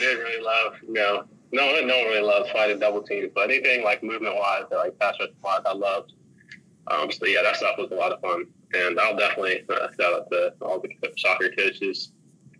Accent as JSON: {"language": "English", "town": "Rochester", "country": "United States", "tie": "born or raised there", "said": "I grew up in Rochester"}